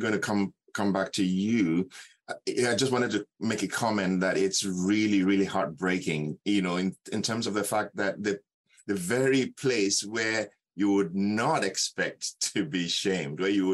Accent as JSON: {"language": "English", "country": "Nigeria", "also_born_or_lived": "South Africa / Kelowna, Canada", "moved": "yes", "lives_now": "Canada", "said": "I'm from Nigeria originally"}